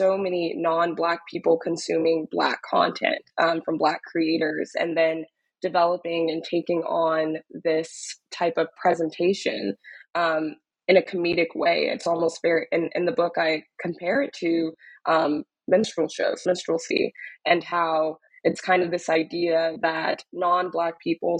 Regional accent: Dallas, Texas, United States; now in New York, United States; I'm originally from Dallas, Texas, was born and raised in Dallas and attended university in Austin and have been living in New York ever since

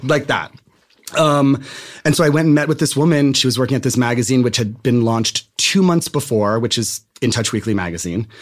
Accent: Randolph, New Jersey, United States; moved away as an adult; now in Los Angeles, United States; I'm from New Jersey

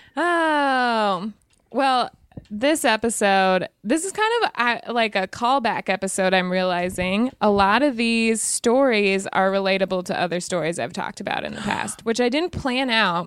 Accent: Lander, Wyoming, United States; I'm from Wyoming

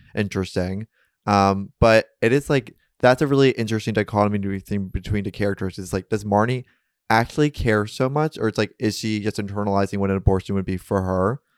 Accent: New York, United States; growing up in New York

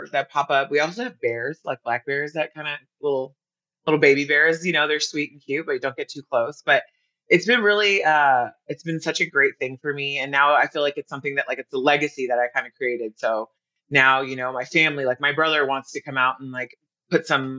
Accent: United States; also born or lived in Sydney, Australia / Hawaii / Carlsbad, California; I was born in Sydney, Australia. I was raised in Hawaii. Then I grew up in Carlsbad, California. I've been on the coast my entire life.

